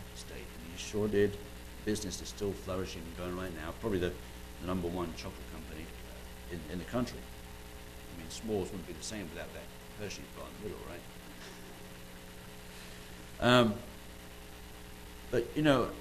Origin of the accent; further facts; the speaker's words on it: United Kingdom; moved away; being British